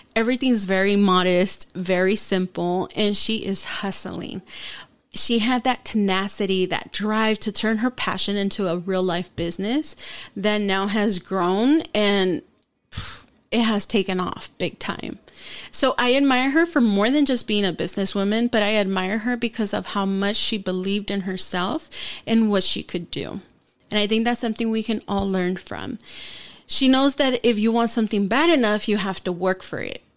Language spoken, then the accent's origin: English; San Diego, California, United States; first language Spanish; English is a second language; when we moved from South San Diego to East County. I was in fourth grade